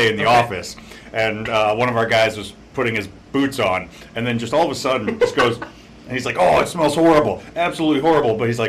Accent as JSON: {"language": "English", "region": "Central Illinois", "country": "United States", "also_born_or_lived": "Geneva, Illinois / Chicago", "moved": "as an adult", "said": "I'm originally from Central Illinois, so I'm not from this area originally"}